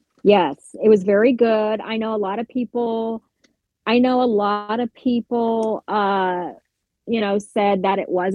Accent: Tampa, Florida, United States; born or raised there

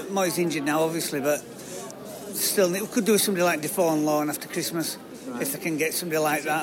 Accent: Elland, Yorkshire and the Humber, United Kingdom; Elland, up the town.

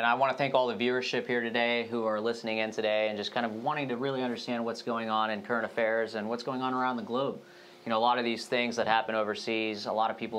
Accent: Lakeland, Florida, United States; also born or lived in India; I'm from Lakeland, Florida, 863 area

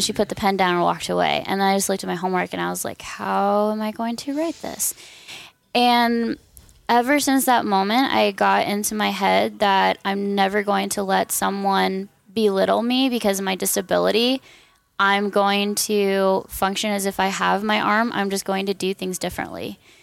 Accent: Corona, California, United States; moved away; also born or lived in Dallas, Texas / Silverthorne, Colorado; originally, I am from Corona, California

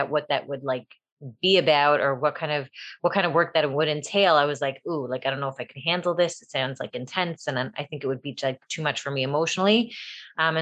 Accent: Toronto, Ontario, Canada; moved away as an adult; also born or lived in Buffalo, New York / Queens, New York; now in Five Towns, United States; I lived there until I was 5, and then I moved to Canada, and I was raised in Toronto

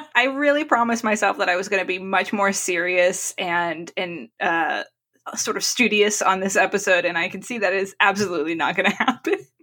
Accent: New England, United States; growing up in New England

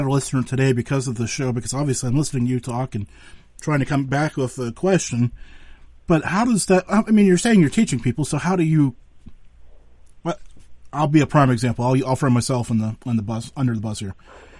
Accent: Western Pennsylvania, United States; So I'm from Western Pennsylvania.

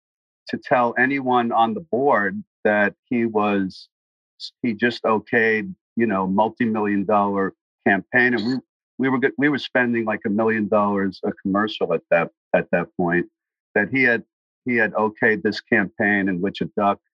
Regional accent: New York City, New York, United States; a guy that I grew up with in Brooklyn

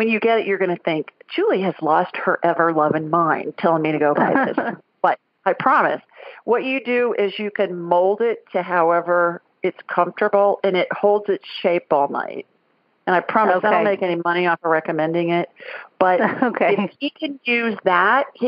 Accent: Columbus, Ohio, United States; moved away; I grew up in Columbus. I was born and raised there.

